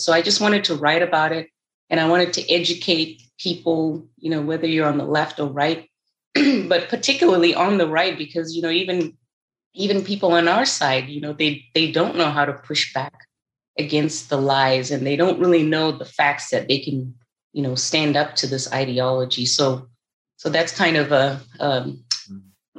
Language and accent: English; Zimbabwe; moved away as an adult; now in United States; I was born and raised in Zimbabwe. I came to the United States at the age of 19.